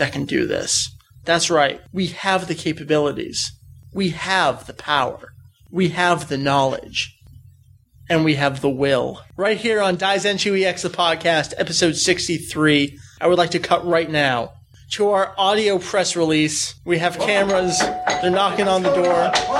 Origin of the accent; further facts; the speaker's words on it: United States; I'm American